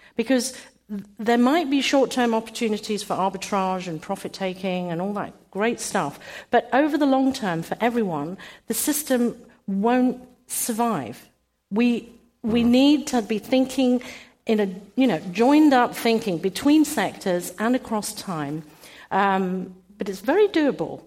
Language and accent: English; United Kingdom; I'm British.